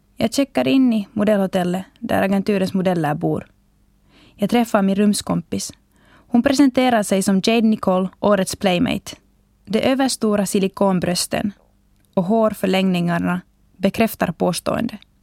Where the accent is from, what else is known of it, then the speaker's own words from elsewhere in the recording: Finland; hemma i Finland